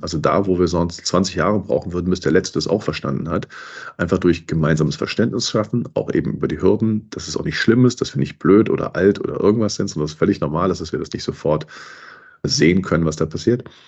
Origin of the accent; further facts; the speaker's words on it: Cologne, North Rhine-Westphalia, Germany; ich bin Kölner